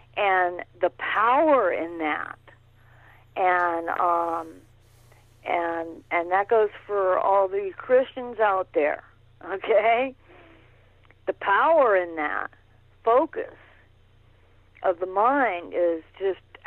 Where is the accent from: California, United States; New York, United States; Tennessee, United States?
California, United States; San Francisco; also born or lived in Oakland; I was born in San Francisco